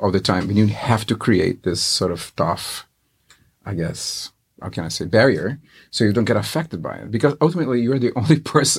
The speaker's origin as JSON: {"language": "English", "country": "Brazil", "tie": "born or raised there", "moved": "yes", "lives_now": "Seattle, United States", "said": "I grew up in Brazil, of course"}